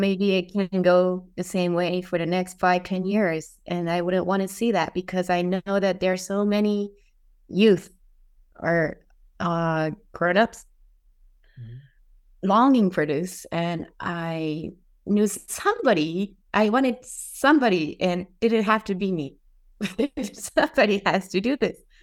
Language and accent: English; Saitama, Japan; English is a second language; also born or lived in Utah, United States; I was born in Utah, but came to Japan when I was six months old. So I was basically raised in Japan, Saitama, and ever since i lived in Japan.